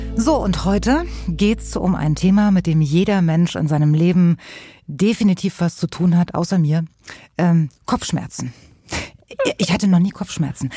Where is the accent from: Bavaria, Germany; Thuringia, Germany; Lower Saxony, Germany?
Thuringia, Germany; Weimar; ich komme ja äh, aus Weimar in Thüringen